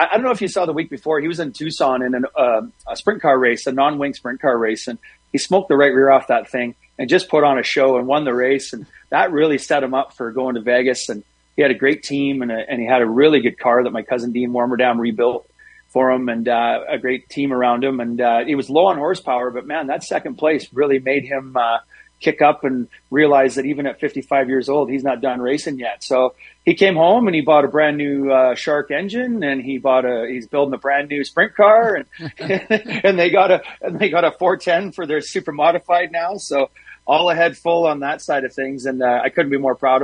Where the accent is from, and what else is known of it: Canada